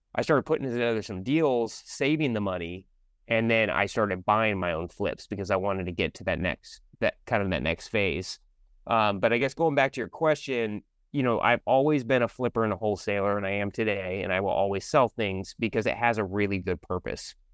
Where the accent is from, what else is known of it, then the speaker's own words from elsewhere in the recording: Sammamish, Washington, United States; I actually grew up in a city called Sammamish